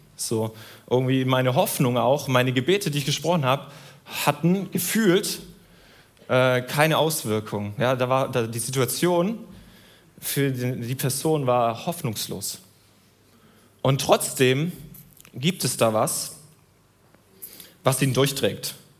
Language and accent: German; Southern Germany, Germany; Ich komme aus Süddeutschland.